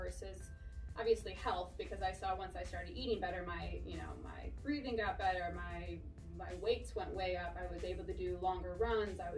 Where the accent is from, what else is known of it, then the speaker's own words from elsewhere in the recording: Chicago, Illinois, United States; moved away as an adult; also born or lived in Texas; now in Oklahoma City, United States; born and raised in Chicago